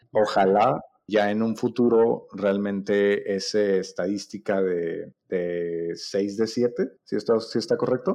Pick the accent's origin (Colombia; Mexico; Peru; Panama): Mexico; Nosotros como mexicanos